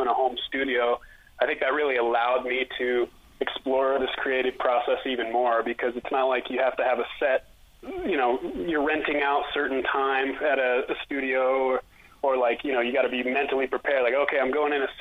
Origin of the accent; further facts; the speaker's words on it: Anchorage, Alaska, United States; now in Denver, United States; I'm from Anchorage, Alaska, and I actually moved, I moved to Denver about 2014.